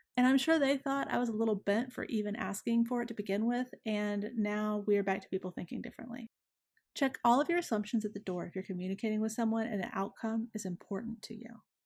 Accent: Deep South, United States; I am from the Deep South and was raised in large part by a woman who was raised here in the early nineteen hundreds

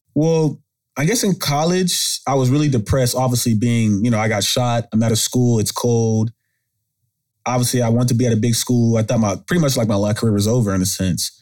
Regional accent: Arlington, Texas, United States; But I'm from Arlington, Texas. I mean, come from the suburbs, Arlington, two parent household

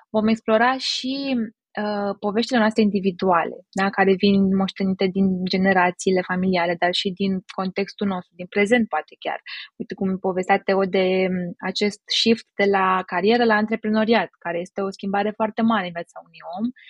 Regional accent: Romania; noi ca români

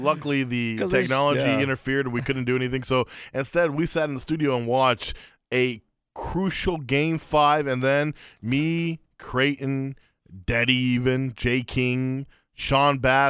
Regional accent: Afghanistan; But weirded out because technically the Taliban don't rule it. And I'm like, right. Are they cool with that or not? It's a weird thing going on in my home

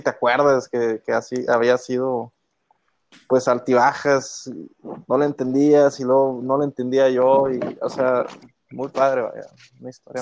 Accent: Saltillo, Coahuila, Mexico; donde soy yo, de Saltillo

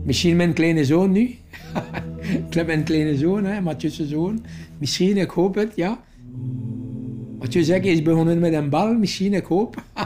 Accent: Mauritius; Dutch is a second language; moved away as an adult; now in Belgium; Ik kom uit Eiland Mauritius

